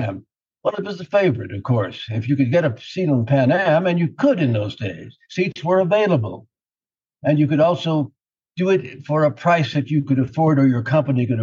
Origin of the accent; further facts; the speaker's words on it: southern New Mexico, United States; moved away as an adult; also born or lived in El Paso, Texas / Washington; I was brought home to New Mexico after 2 days. I consider myself a native New Mexican.